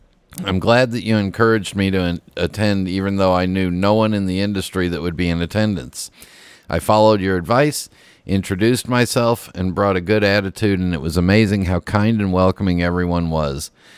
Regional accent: Chicago, Illinois, United States; It brought back old memories of my earlier years in my hometown of Chicago. I used to work in the Loop

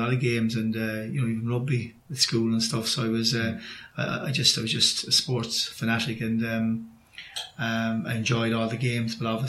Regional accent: Roscommon, Connacht, Ireland; moved away as an adult; also born or lived in Athlone / Sligo; now in West Cork, Ireland; my family are in West Cork, so I go back to Roscommon quite a bit, but still, you know, I see myself as a West Cork fella now with Roscommon roots

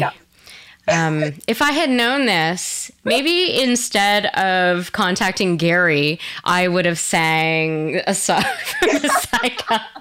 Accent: Quebec, Canada; I'm from Quebec originally

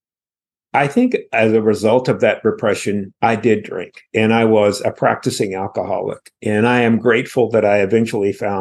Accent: rural North Carolina, United States; I was born in North Carolina. I was born in rural North Carolina

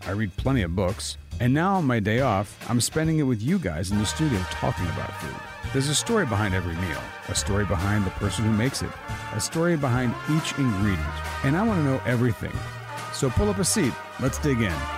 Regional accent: Italy; now in United States; I grew up in Italy, you know, and I would be sitting in the countryside in Italy. As a kid

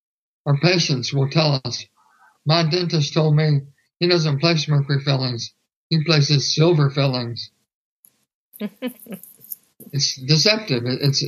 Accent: Houston, Texas, United States; I'm from Houston, Texas.

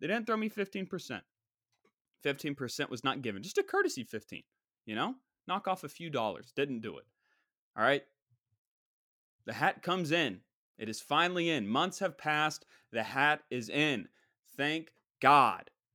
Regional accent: West Virginia, United States; That's my home state

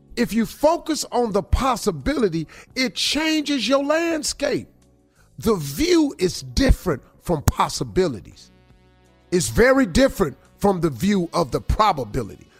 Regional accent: Welch, West Virginia, United States; moved away; also born or lived in Cleveland, Ohio (112th and Superior); I'm from Welch, West Virginia, a coal mine in town. I grew up in a holler.

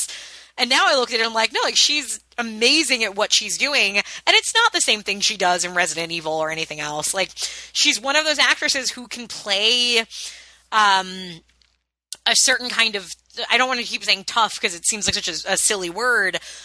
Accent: suburban Long Island, New York, United States; me having grown up a white girl in suburban Long Island

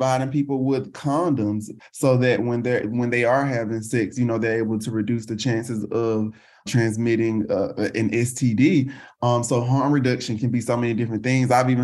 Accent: the South, United States; now in Houston, United States; I'm based in Houston, Texas, and born and raised in the South

